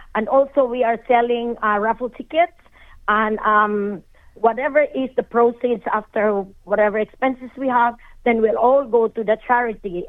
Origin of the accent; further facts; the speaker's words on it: Philippines; moved away as an adult; now in Australia; I'm a Filipino by heart and I will always be a Filipino even the day